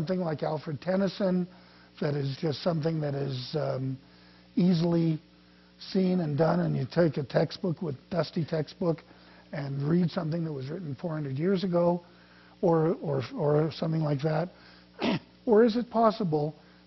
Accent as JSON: {"language": "English", "country": "Canada", "said": "I didn't know what 4th of July was. I'm from Canada"}